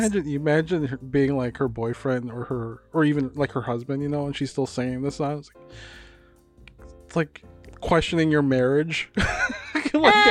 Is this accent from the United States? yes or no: yes; Hopkins, United States; I grew up in Hopkins